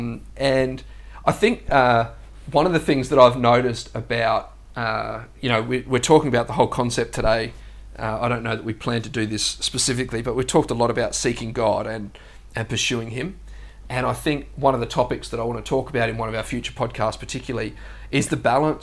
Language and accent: English; South Australia, Australia; moved away as an adult; now in Gold Coast, Australia; I was born in South Australia, and I grew up there.